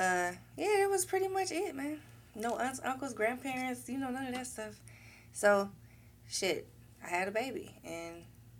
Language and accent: English; Cleveland, Ohio, United States; also born or lived in New Mexico; No, I'm from Wade Park, but my mom moved down there